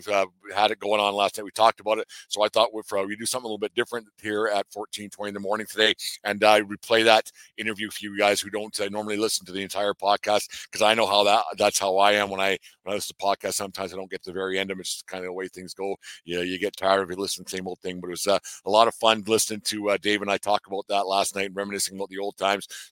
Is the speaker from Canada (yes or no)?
yes; Canada; being a Canadian